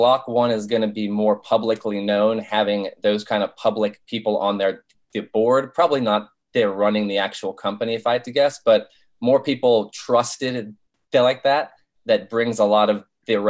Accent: Rockville, Maryland, United States; also born or lived in Blacksburg, Virginia; I grew up in the Rockville, Maryland

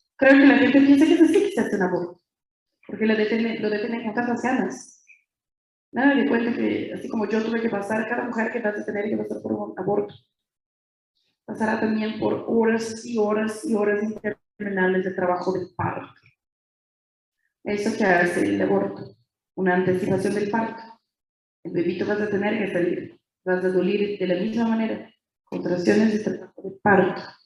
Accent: interior of São Paulo state, Brazil; Spanish is a second language; Soy de Brasil, brasileña y, bien nací en una ciudad chiquita, en el interior del estado de São Paulo

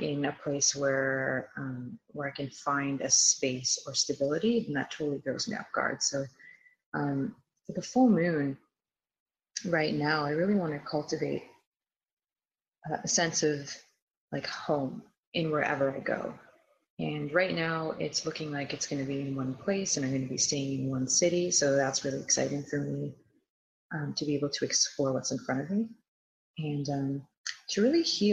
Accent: Toronto, Ontario, Canada; I'm from Toronto/Vaughan, Ontario

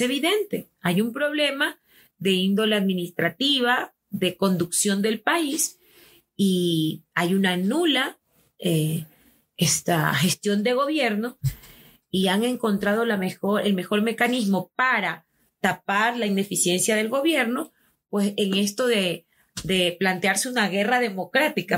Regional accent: Ecuador; Somos ecuatorianos

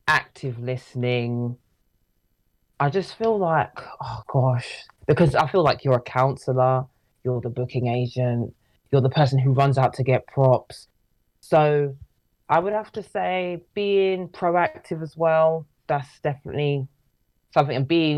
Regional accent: London, United Kingdom; We're both from London, Southeast London, to be exact

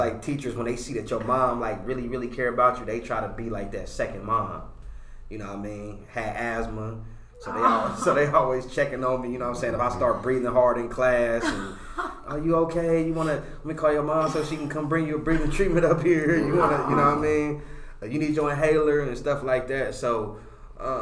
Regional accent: Middletown, Ohio, United States; also born or lived in Cincinnati, Ohio; I'm from Cincinnati. My Cincinnati family be like, why you rep Middletown, Moneytown so hard? I'm like, man, I've been there my whole life

